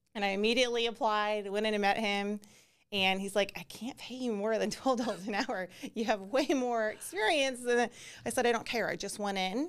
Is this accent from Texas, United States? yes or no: yes; Texas, United States; also born or lived in Alabama; I was born in Alabama, but my parents came back to Texas when I was like two and a half.